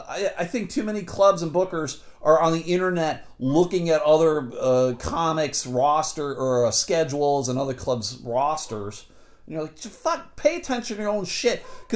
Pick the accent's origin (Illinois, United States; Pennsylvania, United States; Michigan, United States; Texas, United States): Michigan, United States; I just want to remind you, I'm the guy from Michigan. You know, I don't have any people.